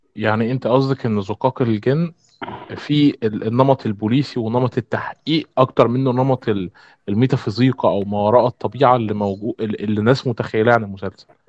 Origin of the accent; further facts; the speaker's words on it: Egypt; عندنا في مصر